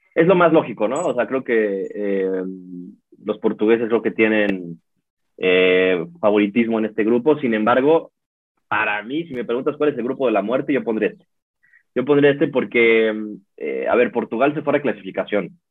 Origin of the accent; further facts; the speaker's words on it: Mexico; nosotros como mexicanos